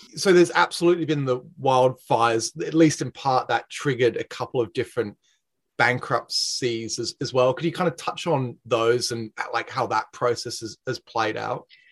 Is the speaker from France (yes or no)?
no; Australia; moved away; I'm, I'm from Australia